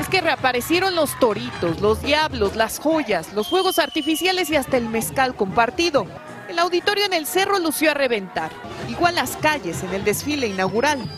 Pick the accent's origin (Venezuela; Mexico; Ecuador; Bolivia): Mexico; como mexicanos